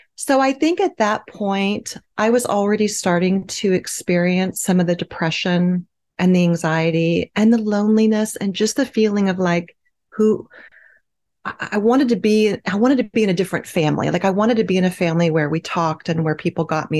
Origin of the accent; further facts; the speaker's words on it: Midwest, United States; I grew up in the Midwest